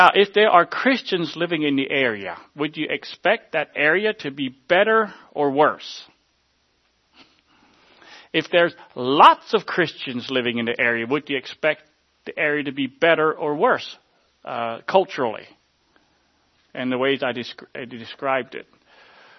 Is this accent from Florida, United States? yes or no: no; Groffdale, Pennsylvania, United States; I grew up on the Hans Graf original land, and where my childhood home was